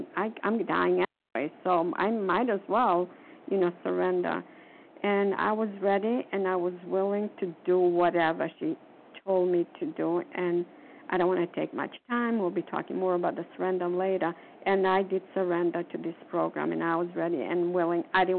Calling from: Florida, United States; calling from Foxborough, from Massachusetts. No, I'm calling from Florida.

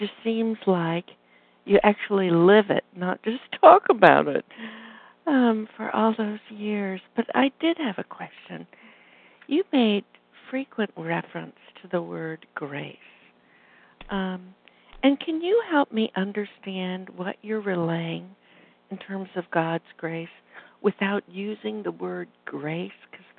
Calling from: Illinois, United States; I'm calling from Illinois.

